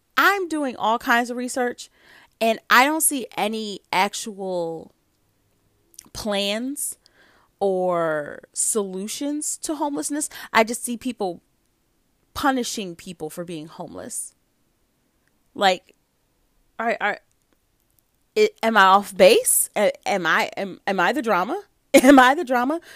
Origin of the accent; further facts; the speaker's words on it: United States; I'm an American.